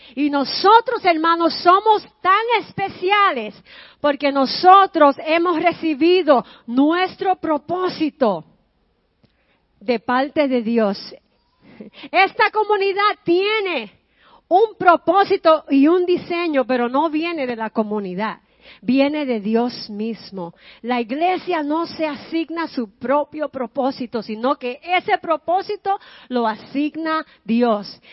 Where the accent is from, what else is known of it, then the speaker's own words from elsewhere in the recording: New York City, New York, United States; moved away as an adult; now in Long Island, United States; Yo no quería salir del Bronx porque yo me crié en el Bronx